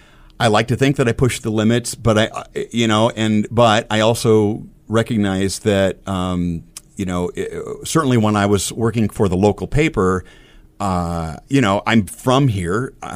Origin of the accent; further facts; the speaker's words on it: Omaha, Nebraska, United States; drawing cartoons in a little homemade newspaper growing up in South Omaha, to drawing cartoons for the Omaha South High paper